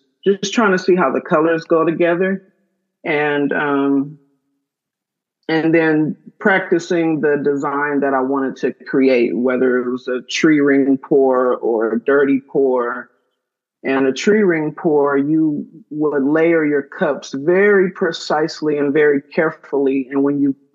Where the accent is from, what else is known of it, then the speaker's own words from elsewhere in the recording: San Bernardino, California, United States; moved away as an adult; now in Oakland, United States; I was born and raised in San Bernardino, California